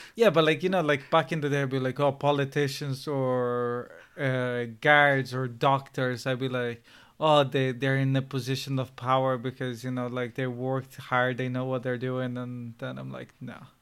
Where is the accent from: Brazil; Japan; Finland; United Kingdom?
Brazil; now in Ireland; I was born in Brazil